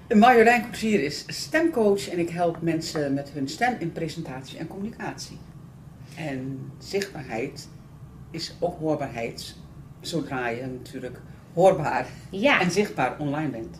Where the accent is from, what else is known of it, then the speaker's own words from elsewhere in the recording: the North, northern Netherlands, Netherlands; ik kom uit Noorden.